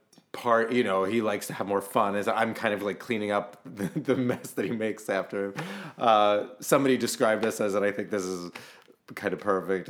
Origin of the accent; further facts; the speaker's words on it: New York City, New York, United States; moved away as an adult; I'm from Sheepshead Bay.